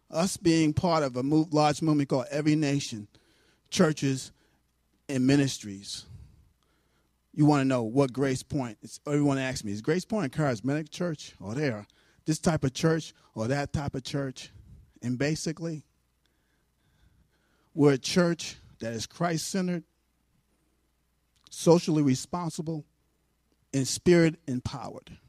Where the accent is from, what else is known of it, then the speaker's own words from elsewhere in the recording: New York City, New York, United States; moved away; I grew up Lutheran in New York City.